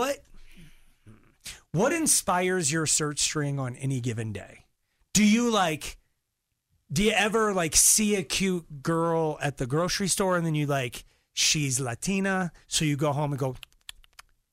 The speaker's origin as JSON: {"language": "English", "region": "Colorado", "country": "United States", "said": "I'm from Colorado"}